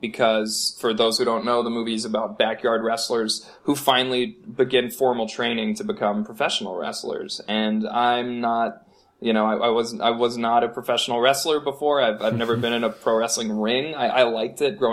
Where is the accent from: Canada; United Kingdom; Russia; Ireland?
Canada; Edmonton, Alberta; moved away as an adult; now in Vancouver, Canada; my hometown of Edmonton